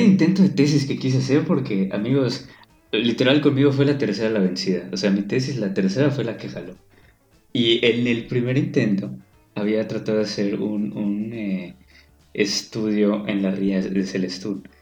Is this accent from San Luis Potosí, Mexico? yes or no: no; Yucatán, Mexico; como yucateco